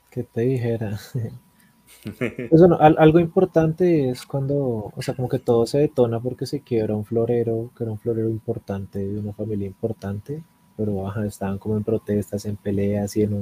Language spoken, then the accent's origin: Spanish; Bogotá, Colombia; Yo soy de Bogotá.